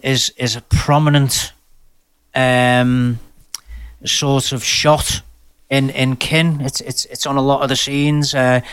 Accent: Liverpool, North West England, United Kingdom; as a Scouser, as someone brought up on … from when I can remember

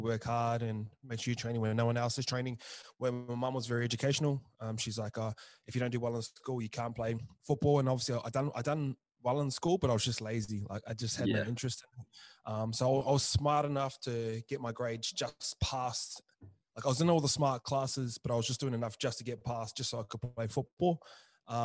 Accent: Tokoroa, Waikato, New Zealand; that was sort of the town I grew up

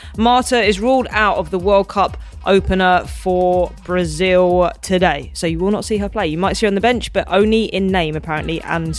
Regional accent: England, United Kingdom; I'm English.

